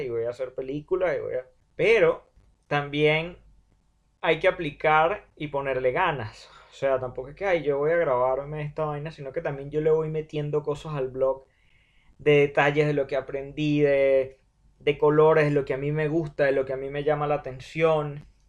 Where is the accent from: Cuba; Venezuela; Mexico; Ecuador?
Venezuela; Nosotros como venezolanos